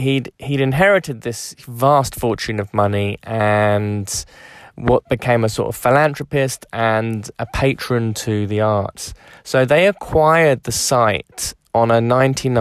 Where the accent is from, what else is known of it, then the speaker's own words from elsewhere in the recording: London, United Kingdom; as a Londoner, as someone who's been brought up in England